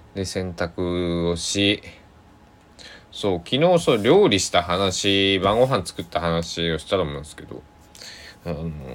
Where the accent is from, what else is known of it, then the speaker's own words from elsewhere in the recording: Shikoku, Kochi, Japan; 僕は四国高知の生まれ育ち